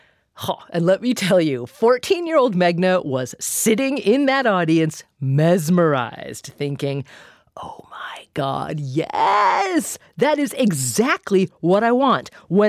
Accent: Corvallis, Oregon, United States; My hometown of Corvallis, Oregon

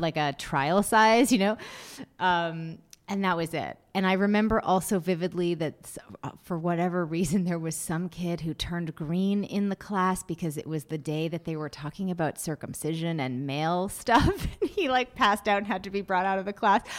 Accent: Massachusetts, United States; I grew up in Massachusetts

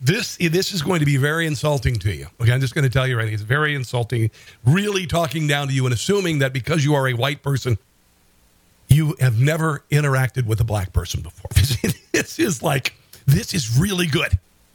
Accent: Minnesota, United States

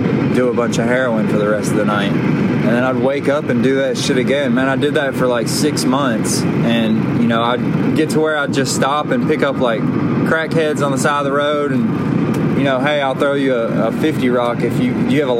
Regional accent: Alabama, United States; also born or lived in Pontiac, Michigan; I moved down here to Alabama when I was a kid

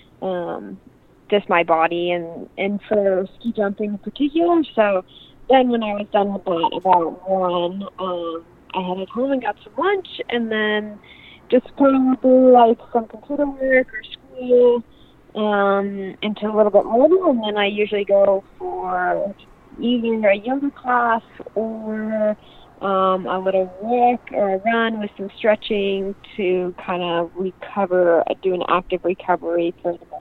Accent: Park City, Utah, United States; I was born in Park City, which my parents got here in the 90s, and they just really loved the West. They grew up in the East, but wanted to raise my brother and I out here

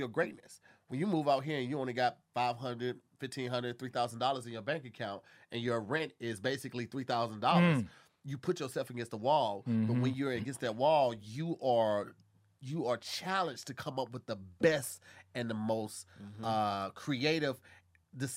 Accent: St. Louis, Missouri, United States; moved away as an adult; my hometown, St. Louis, Missouri

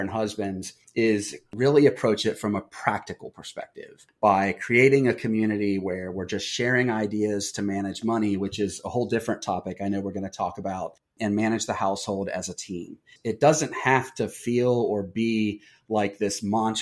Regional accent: Wilmington, Ohio, United States; I'm from Wilmington, and it's a town of 10,000

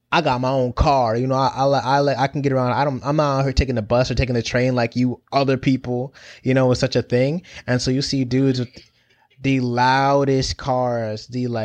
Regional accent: Connecticut, United States; I, remember noticing growing up in Connecticut, being around lots of Italian Americans

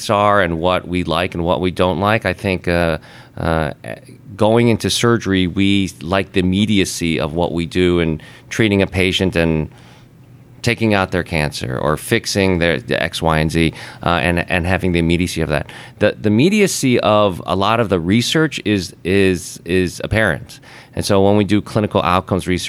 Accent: Chicago, Illinois, United States; moved away as an adult; also born or lived in West Coast / East Coast; I'm from Chicago, born and raised there

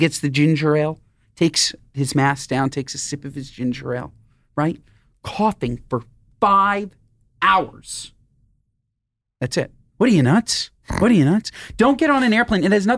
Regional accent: New York, United States; I'm from New York. We didn't talk about this. I'm not from here. I'm just happen to be in LA.

